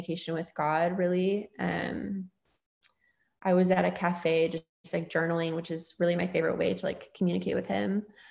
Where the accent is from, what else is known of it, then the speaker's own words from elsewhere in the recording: the Northwest, Pacific Northwest, United States; I moved back to my hometown in the Northwest, which is where I live now